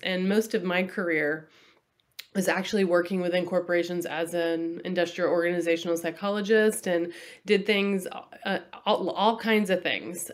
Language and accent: English; Texas, United States; also born or lived in Massachusetts; I was born in Massachusetts, which is back east, um, and then I grew up in Texas